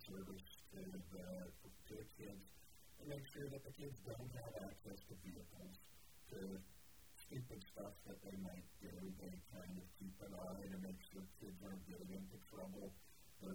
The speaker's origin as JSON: {"language": "English", "country": "Canada", "tie": "born or raised there", "moved": "yes", "said": "my particular area where I grew up in Canada"}